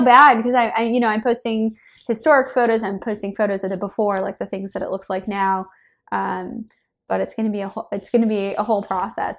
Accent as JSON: {"language": "English", "region": "Minnesota", "country": "United States", "tie": "born or raised there", "moved": "as an adult", "lives_now": "San Francisco, United States", "said": "I grew up in Minnesota"}